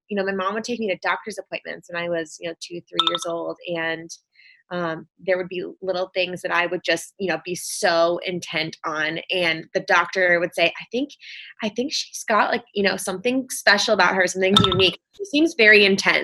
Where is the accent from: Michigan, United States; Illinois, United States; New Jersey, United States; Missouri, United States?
Michigan, United States; I grew up in Michigan. I'm in a small town kind of near Lansing